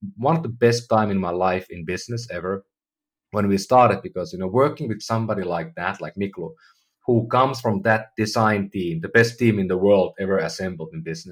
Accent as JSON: {"language": "English", "country": "Finland", "moved": "yes", "lives_now": "San Francisco, United States", "said": "I'm from Finland."}